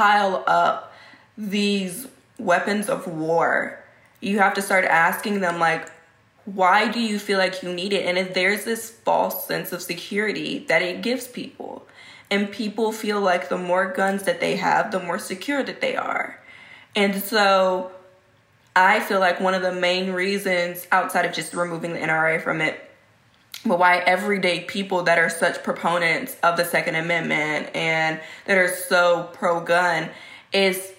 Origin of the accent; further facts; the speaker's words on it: Texas, United States; I'm from Texas. I live in Texas, born and raised.